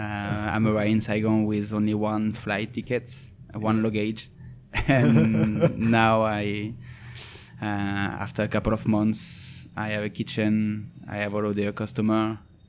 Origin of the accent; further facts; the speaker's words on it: Toulouse, Occitania, France; moved away; the culinary school in Toulouse, my hometown.